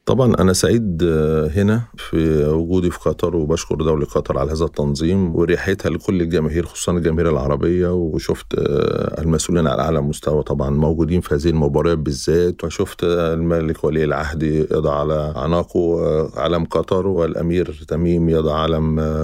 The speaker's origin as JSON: {"language": "Arabic", "country": "Egypt", "said": "احنا ك مصريين"}